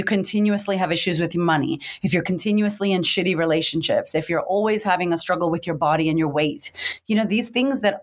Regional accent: Boston, Massachusetts, United States; moved away as an adult; now in Australia; I grew up in America, in Boston, to a bipolar single mother

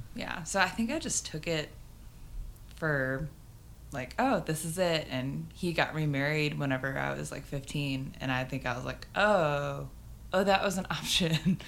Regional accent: Garland, Texas, United States; moved away as an adult; also born or lived in Birmingham, Alabama / Lubbock, Texas / Florence, Alabama; now in Nashville, United States; Garland, Texas.

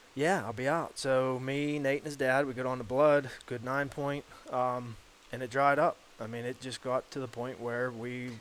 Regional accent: Hastings, Pennsylvania, United States; born and raised in Hastings, PA

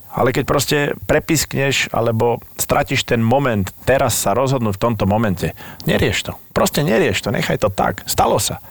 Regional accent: Slovakia; moved away as an adult; also born or lived in Nuremberg, Germany; som Slovák, dneska to viem

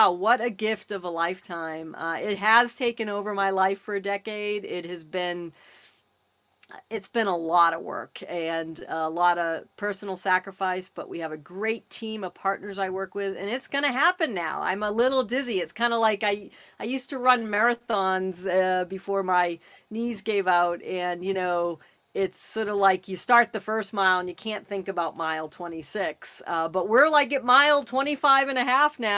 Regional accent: Massachusetts, United States; now in Los Angeles, United States; I'm from the East Coast. I'm from Massachusetts originally, so I have a kind of a good East uh, West Coast thing.

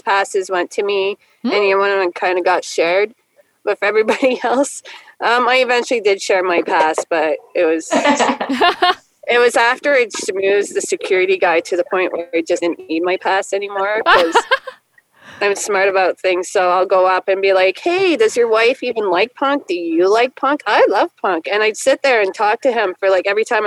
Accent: way up north close to the Arctic Circle, Northern Canada, Canada; I'm from Canada too, and I actually grew up way up north, close to the Arctic Circle

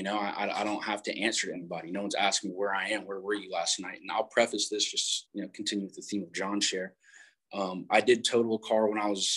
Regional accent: South Carolina, United States; now in San Clemente, United States; I'm originally from South Carolina. I was born in North Carolina, adopted when I was 3

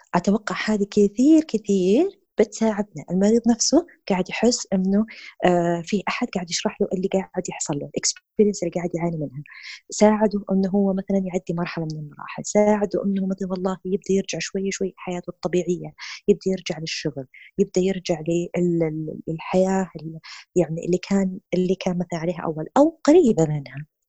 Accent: Saudi Arabia; هنا عندنا في السعوديه

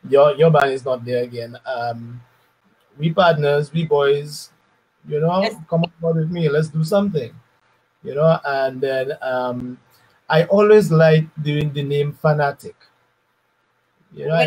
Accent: Dominica; also born or lived in Barbados; I came back to Dominica from Barbados

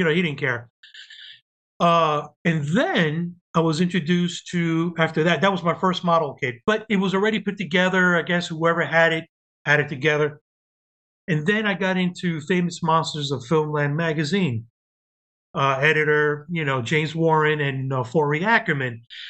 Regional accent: Cuba; born there; moved away; I was living, well, I was born in Cuba, and we came in 1966.

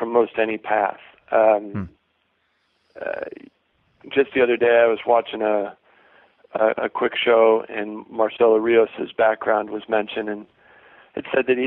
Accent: Ohio, United States; moved away; also born or lived in Lansing, Michigan; I grew up in Ohio, and my parents were recreational players.

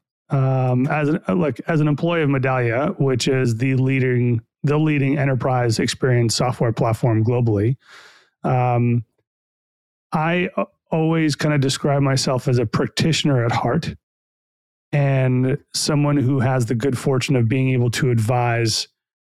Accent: New York, United States; I'm born and raised in New York, so I'm a New York sports fan.

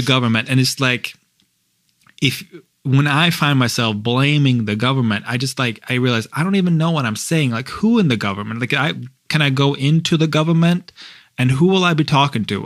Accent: Norway; I'm from Norway

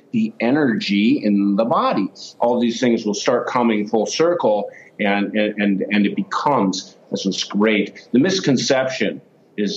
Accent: United States; I'm an American

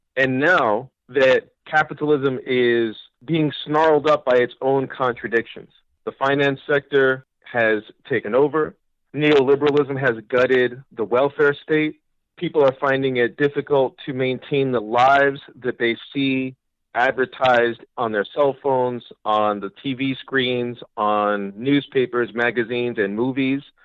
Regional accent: New York City, New York, United States; I'm a New Yorker and I was here during 9 11.

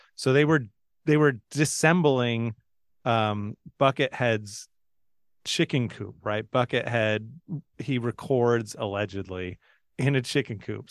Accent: San Francisco, California, United States; We're from San Francisco

